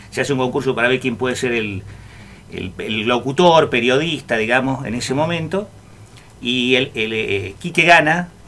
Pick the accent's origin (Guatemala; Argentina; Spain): Argentina; San Luis; Mi viejo fue director de del canal de televisión de Villa Mercedes San Luis. Nosotros somos de San Luis.